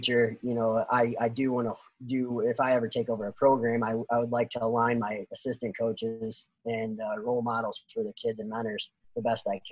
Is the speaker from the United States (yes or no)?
yes; Northwest Ohio, United States; I'm from Northwest Ohio.